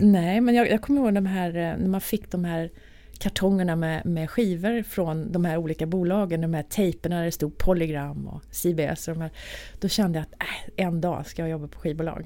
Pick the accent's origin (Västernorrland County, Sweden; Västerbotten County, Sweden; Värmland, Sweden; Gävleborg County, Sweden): Värmland, Sweden; Arvika; moved away as an adult; now in Stockholm, Sweden; när jag bodde då i Arvika där jag kommer ifrån